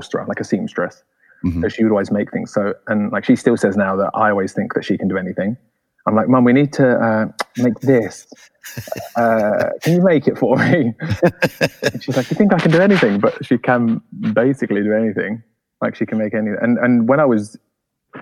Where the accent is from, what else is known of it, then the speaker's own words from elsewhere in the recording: London, United Kingdom; I grew up in London, England. And my family had been in London forever, since Oliver Twist days.